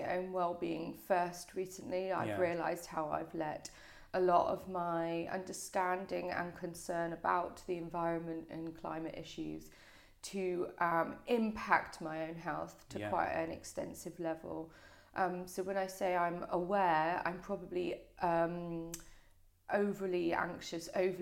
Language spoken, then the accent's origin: English; Brighton, South East England, United Kingdom; also born or lived in Hove; I was born in the County Sussex Hospital in Brighton. Okay. So yeah, very much Brighton born and bred